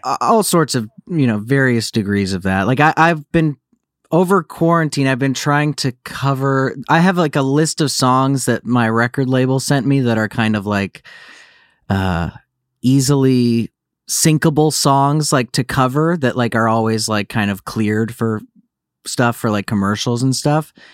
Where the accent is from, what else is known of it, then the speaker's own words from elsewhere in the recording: Naples, Florida, United States; also born or lived in Livonia, Michigan; now in Los Angeles, United States; I was born in Michigan, but yeah, I'm, uh, I, I grew up, I spent most of my formative years in Naples, Florida